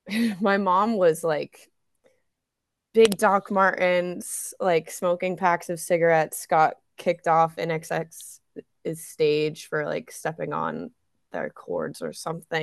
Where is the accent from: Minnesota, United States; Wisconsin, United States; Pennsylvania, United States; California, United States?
Pennsylvania, United States; Allentown; also born or lived in Hawaii / Texas; Yeah, but I was born in Hawaii. We only lived there like a couple months and then in Texas for a bit where my one brother was born. And then we moved to Allentown because it's easier for my dad to fly out of Newark.